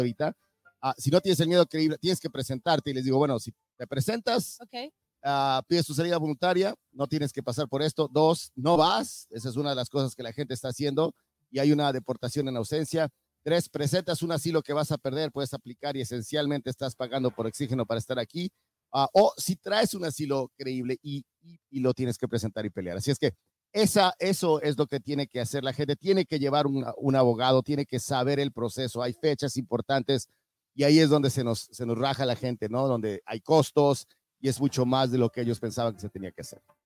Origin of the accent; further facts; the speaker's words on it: Mexico; now in United States; yo soy de México, llegué caminando